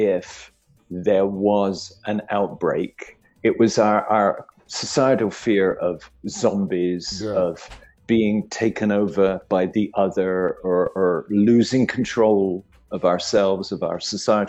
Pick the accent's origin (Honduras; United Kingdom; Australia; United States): United Kingdom; I grew up in Britain in the 60s.